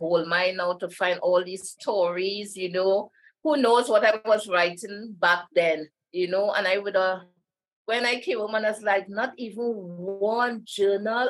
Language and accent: English; Trinidad & Tobago; I'm from Trinidad